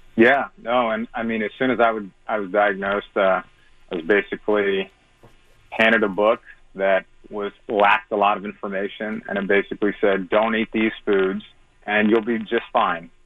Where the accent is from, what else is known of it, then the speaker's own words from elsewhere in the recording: St. Louis, Missouri, United States; I'm from St. Louis. I'm actually in Florida right